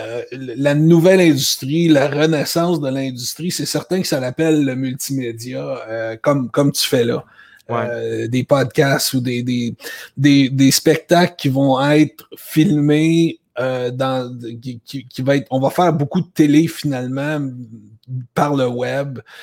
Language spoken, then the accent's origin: French; Laval, Quebec, Canada; moved away as an adult; also born or lived in Toronto, Ontario; je viens de Laval. Je suis un gars de Laval au Québec. J'ai grandi jusqu'à l'âge de 24 ans